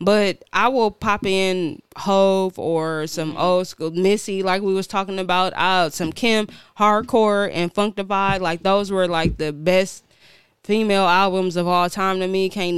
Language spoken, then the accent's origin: English; Milwaukee, Wisconsin, United States; also born or lived in Bermuda; I'm from Milwaukee.